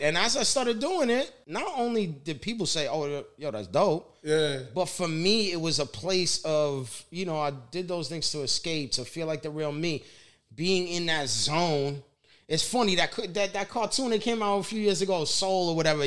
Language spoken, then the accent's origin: English; New York City, New York, United States; Growing up in the Bronx, you know, and um, just very Italian neighborhood